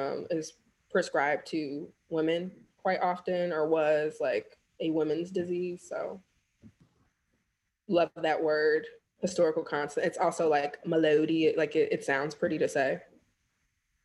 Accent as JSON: {"language": "English", "country": "United States", "said": "I am Black American"}